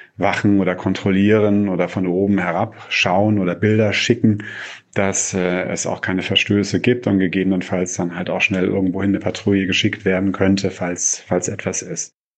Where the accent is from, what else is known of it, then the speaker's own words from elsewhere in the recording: Freiburg, Baden-Württemberg, Germany; now in Beirut, Lebanon; Ich bin in Freiburg groß geworden